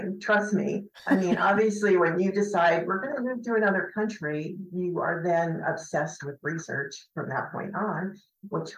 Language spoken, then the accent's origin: English; Huntington Beach, California, United States; moved away as an adult; also born or lived in Oregon; now in Taormina, Italy; growing up in Huntington Beach, California